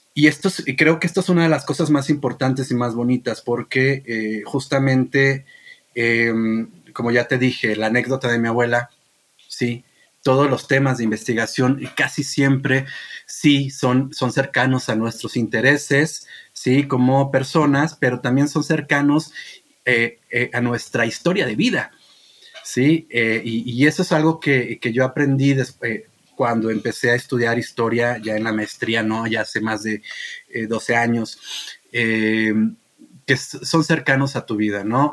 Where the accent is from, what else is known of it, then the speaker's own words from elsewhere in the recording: Rioverde, San Luis Potosí, Mexico; moved away; Río Verde, San Luis Potosí, de donde soy yo